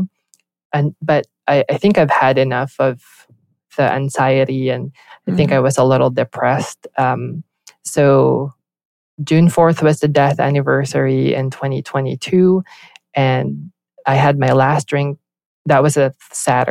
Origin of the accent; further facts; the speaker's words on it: Philippines; moved away as an adult; also born or lived in Southern California; now in United States; I grew up in the Philippines, born and raised there.